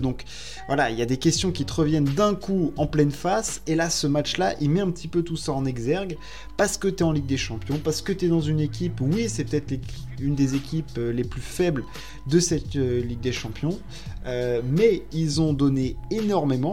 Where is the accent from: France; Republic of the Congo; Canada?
France; Paris, Île-de-France; je suis parisien